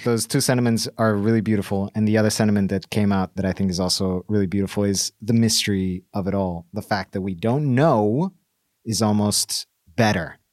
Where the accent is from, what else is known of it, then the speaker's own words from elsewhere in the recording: Bolivia; my home country, Bolivia